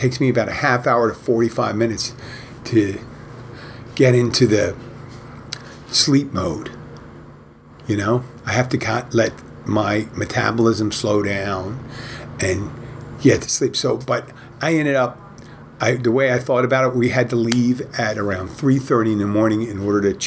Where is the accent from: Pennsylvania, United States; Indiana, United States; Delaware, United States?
Pennsylvania, United States; Philadelphia; now in Florida Keys, United States; I'm originally from Philadelphia